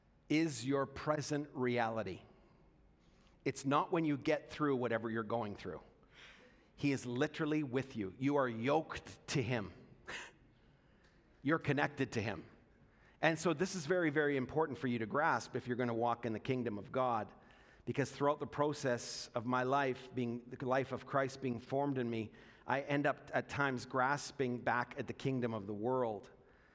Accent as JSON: {"language": "English", "region": "Alberta", "country": "Canada", "tie": "born or raised there", "said": "I experienced by growing up in Alberta"}